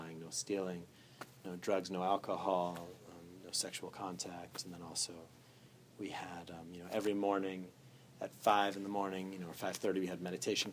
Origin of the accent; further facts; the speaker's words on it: Andover, Massachusetts, United States; moved away as an adult; also born or lived in Germany; I'm originally from Andover, Massachusetts